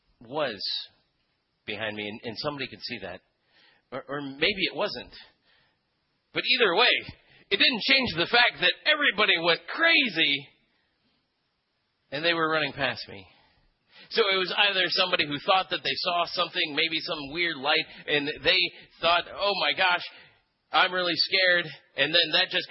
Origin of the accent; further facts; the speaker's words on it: Philippines; moved away; I grew up in the Philippines, and one of the things about growing up in the Philippines is that you grow up with a sense of the supernatural that you don't really have in Western culture here